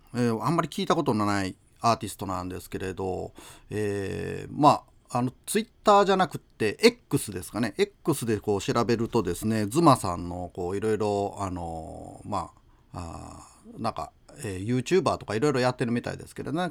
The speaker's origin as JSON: {"language": "Japanese", "town": "Aki", "region": "Kochi", "country": "Japan", "tie": "born or raised there", "moved": "yes", "lives_now": "Imabari, Japan", "said": "僕のふるさと、高知県、安芸市"}